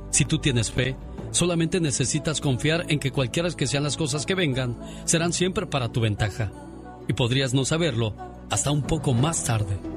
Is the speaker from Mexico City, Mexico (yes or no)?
no; San Nicolás de los Agustinos, Guanajuato, Mexico; moved away; Un día salí de San Nicolás de los Agustinos, Guanajuato. Pero San Nicolás de los Agustinos, Guanajuato, nunca salió de mí.